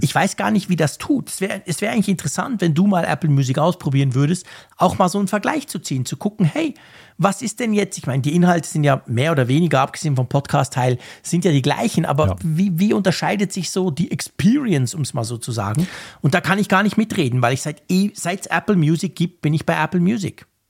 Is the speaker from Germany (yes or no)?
no; Switzerland; als Schweizer